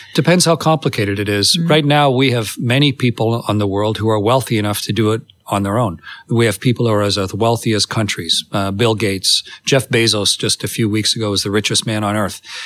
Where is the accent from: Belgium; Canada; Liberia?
Canada; I'm Canadian